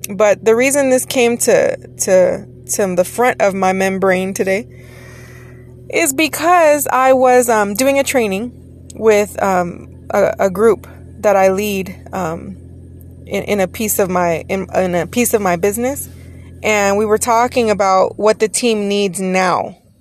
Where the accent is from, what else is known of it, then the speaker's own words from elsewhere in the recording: Texas, United States; now in Los Angeles County, United States; I am from Texas originally